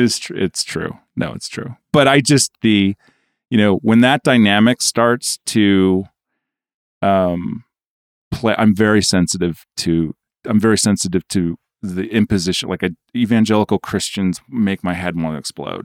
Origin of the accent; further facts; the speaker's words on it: New York, United States; as a New Yorker